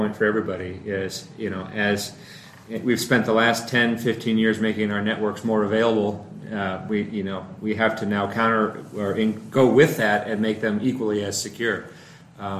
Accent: Missouri, United States; I'm from Missouri

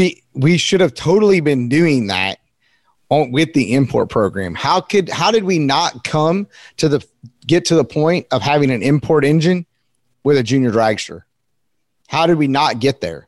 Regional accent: North Carolina, United States; I'm from North Carolina. I'm kind of a country kid

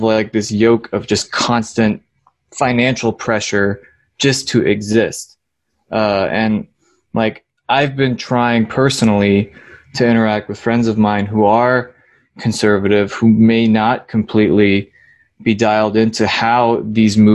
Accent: Ocala, Florida, United States; I grew up in Ocala, which is a city, but culturally I would say it's more of a rural community

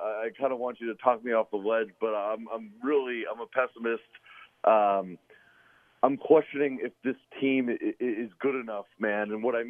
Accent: the Bay Area, California, United States; I grew up in the Bay

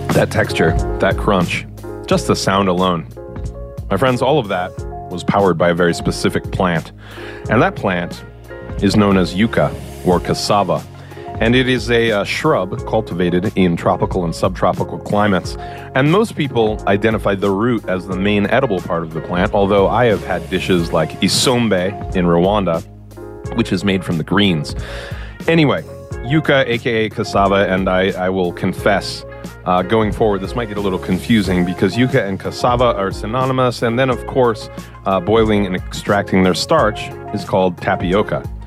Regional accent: Maryland, United States; I was born in Maryland.

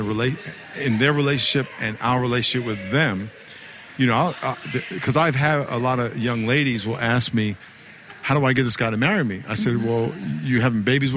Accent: New York, United States; now in California, United States; I'm from New York

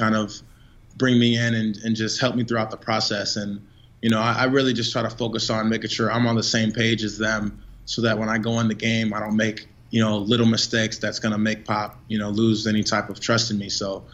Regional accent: north suburbs of Chicago, Illinois, United States; moved away as an adult; also born or lived in Europe; now in San Antonio, United States; a kid coming in from the north suburb of Chicago

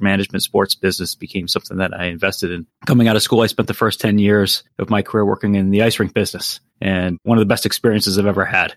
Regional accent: Massachusetts, United States; growing up in Massachusetts

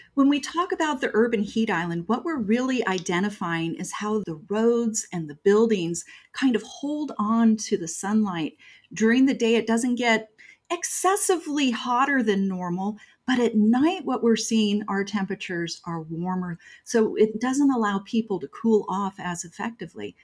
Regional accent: Mesa, Arizona, United States; also born or lived in Scottsdale; I'm born and raised here in Arizona, and I grew up in Mesa and Scottsdale

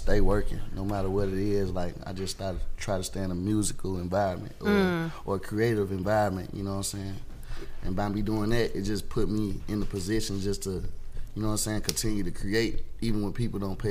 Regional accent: Atlanta, Georgia, United States; also born or lived in Chicago; I've been in Atlanta my whole life, mostly

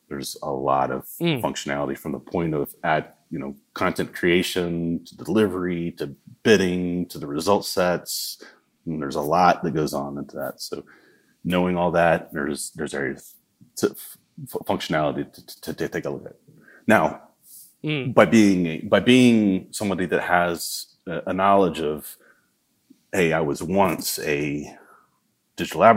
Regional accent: the South, United States; accent: southern; that's my southern accent

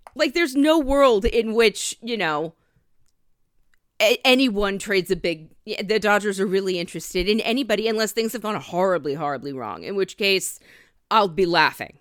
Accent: Bangor, Maine, United States; my hometown fair from when I was, uh, growing up in Maine, the Bangor State Fair

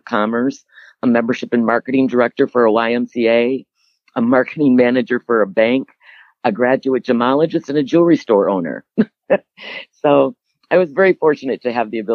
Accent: Cedarburg, Wisconsin, United States; I eventually then was born and raised in Cedarburg, Wisconsin

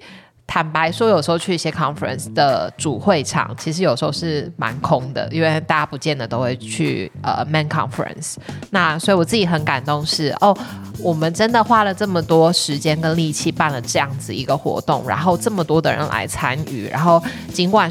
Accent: Taiwan; moved away as an adult; 我跟 … 都是在台湾土生土长，在台湾念书，在台湾工作。当然，我们后来有去国外工作过的经验。

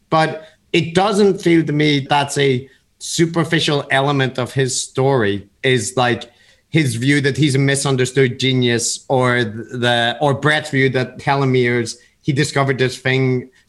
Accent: Belfast, Northern Ireland, United Kingdom; Matt and I aren't from America. I grew up in Belfast in the 80s and 90s, which was like a conflict area.

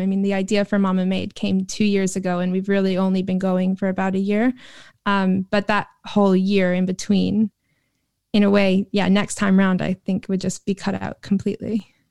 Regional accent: New York, United States; moved away as an adult; now in London, United Kingdom; I was sort of born and bred in New York

